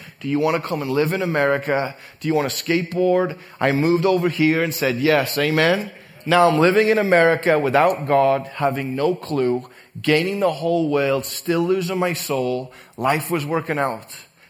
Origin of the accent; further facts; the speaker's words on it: England, United Kingdom; I come from England where we believe in evolution. Amen. I come from a place with Charles Darwin on our money.